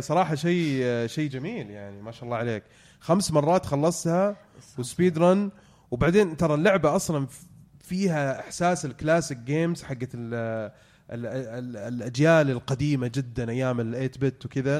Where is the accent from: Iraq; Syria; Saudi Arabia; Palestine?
Saudi Arabia; عندنا في السعودية